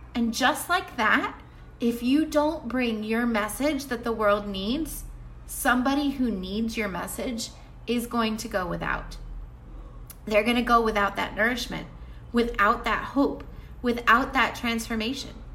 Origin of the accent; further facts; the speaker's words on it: the South, United States; Where I grew up in the South